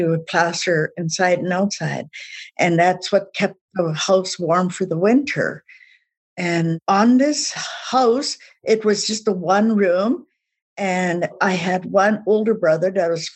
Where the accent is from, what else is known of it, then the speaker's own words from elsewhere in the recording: east of Regina, Saskatchewan, Canada; English is a second language; moved away; also born or lived in Calgary; I was born and raised in Saskatchewan and was east of Regina.